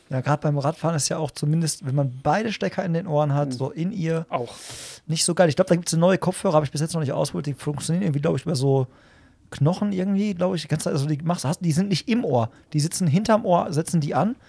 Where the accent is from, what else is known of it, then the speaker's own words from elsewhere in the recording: Hagen, North Rhine-Westphalia, Germany; so wie ich, aus Hagen